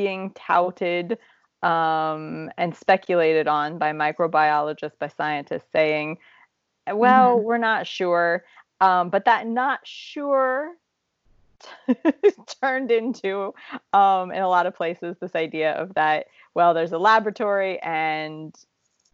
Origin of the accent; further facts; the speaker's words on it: Midwest, United States; moved away as an adult; now in Czech Republic; We grew up in the Midwest